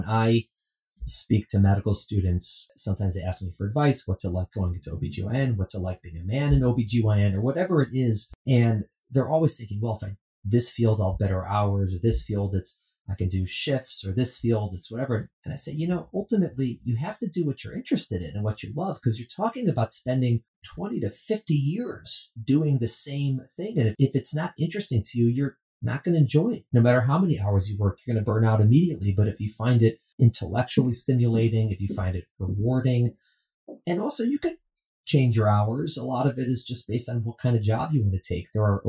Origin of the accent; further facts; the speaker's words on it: Midwest, United States; Omaha, Nebraska, the Midwest, which is, of course, you know, I'm from Midwest, not Nebraska.